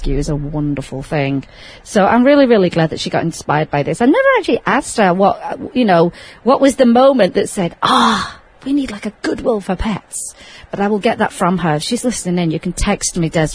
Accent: Sheffield, Yorkshire and the Humber, United Kingdom; moved away as an adult; now in Las Vegas, United States; my hometown of Sheffield in England

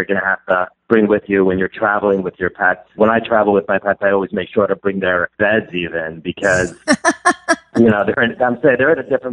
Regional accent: New York City, New York, United States; I'm from Brooklyn, New York

